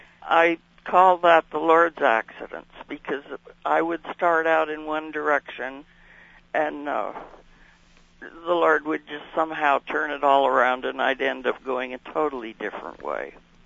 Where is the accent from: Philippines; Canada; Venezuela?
Canada; also born or lived in Bemidji, United States; So I was born in Bemidji, Minnesota. And then about 6 days after that, we went back to Canada to my dad.